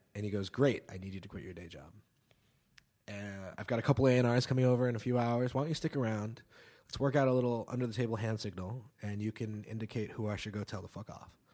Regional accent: New York City, New York, United States; also born or lived in New Zealand; I am from New York City. I am from, uh, downtown New York in Greenwich Village, West Village

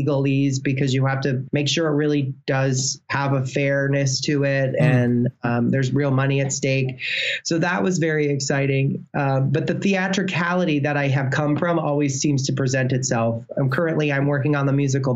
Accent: Illinois, United States; I'm from Illinois

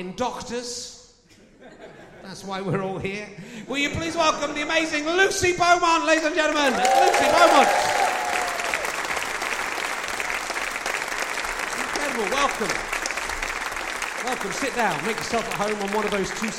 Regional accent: Pocklington, Yorkshire and the Humber, United Kingdom; I'm from Pocklington.

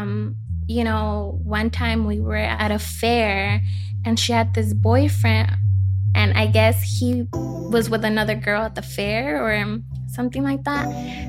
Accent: Los Angeles, California, United States; I grew up in East LA, so that's how I met Emery. I was there up until I was 15

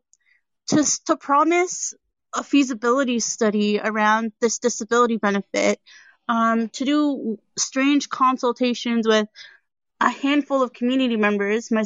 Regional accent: Hamilton, Ontario, Canada; I'm from Hamilton

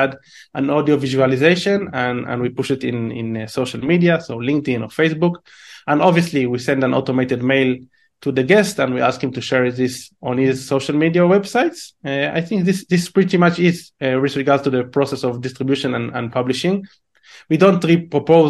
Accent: Israel; English is a second language; my accent is shitty because I'm originally from Israel

